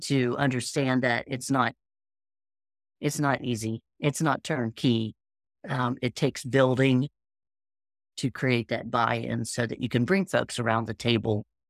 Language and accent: English; Appalachia, United States; I'm from Appalachia.